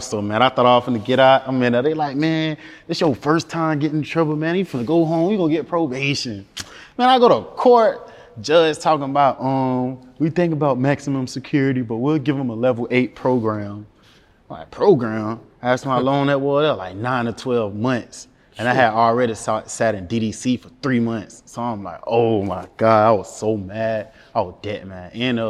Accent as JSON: {"language": "English", "town": "Jacksonville", "region": "Florida", "country": "United States", "tie": "born or raised there", "said": "I'm from Jacksonville. I'm on the north side of Jacksonville."}